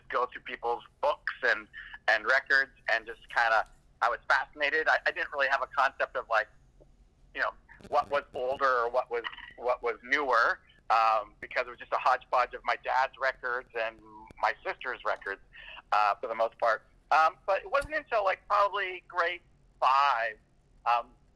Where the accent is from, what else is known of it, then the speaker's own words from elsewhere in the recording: Vancouver, British Columbia, Canada; also born or lived in North Delta, British Columbia; now in Victoria, Canada; Well, I grew up all over the place in and around Vancouver. When I say around, I mean the suburbs of Vancouver, British Columbia.